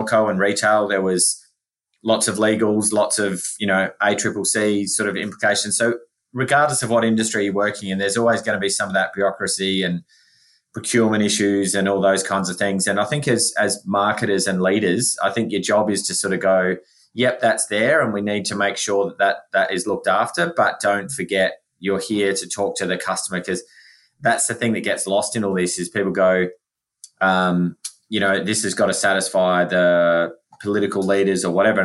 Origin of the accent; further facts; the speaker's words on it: South Australia, Australia; I am from South Australia